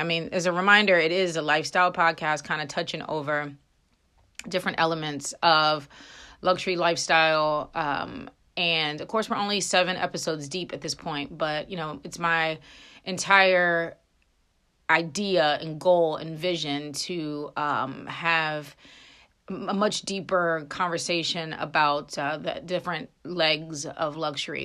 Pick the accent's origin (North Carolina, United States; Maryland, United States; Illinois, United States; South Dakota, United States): Maryland, United States; Frederick; I grew up in Frederick, Maryland